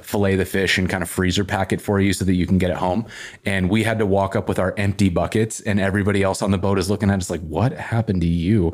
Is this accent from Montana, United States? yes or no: yes; Whitefish, Montana, United States; also born or lived in Missoula, Montana; now in Portland, United States; I grew up in Whitefish, which is up by Glacier National Park